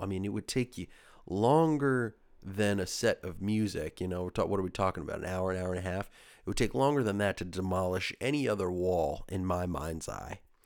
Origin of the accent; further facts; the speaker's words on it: forty minutes from New York City, United States; I was born in New York, an, uh, forty minutes from New York City